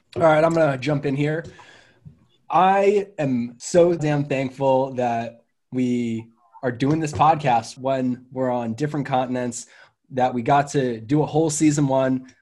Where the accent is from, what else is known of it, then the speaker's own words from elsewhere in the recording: Philadelphia, Pennsylvania, United States; moved away; to be from a city where like you're ride or die Philly for life